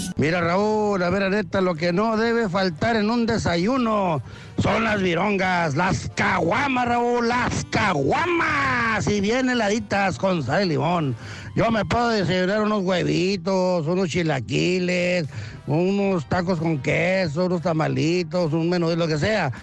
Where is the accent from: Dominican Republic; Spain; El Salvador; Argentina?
El Salvador; now in Houston, United States; Yo soy de Salvador